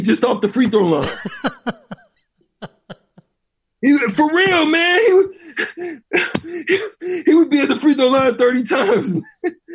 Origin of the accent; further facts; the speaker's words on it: Auburn, Alabama, United States; I'm from Auburn. I was born in Auburn